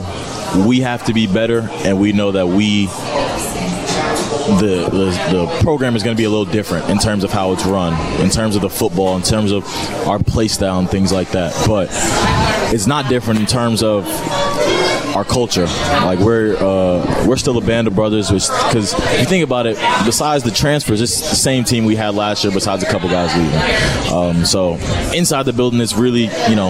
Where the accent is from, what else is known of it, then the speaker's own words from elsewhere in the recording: New York City, New York, United States; now in Madison, United States; that's right in my hometown